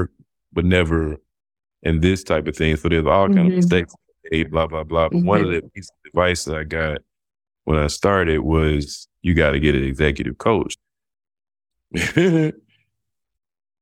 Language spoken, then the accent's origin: English; Montgomery, Alabama, United States; also born or lived in Houston, Texas; we moved from Houston to Alabama, when I was about five